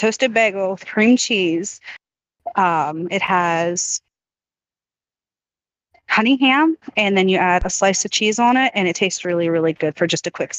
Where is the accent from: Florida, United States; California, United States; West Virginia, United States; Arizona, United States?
West Virginia, United States; I am actually from West Virginia